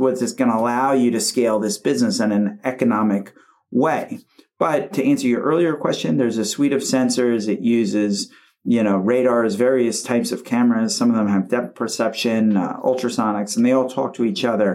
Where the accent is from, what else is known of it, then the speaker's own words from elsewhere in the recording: United States; as an American growing up here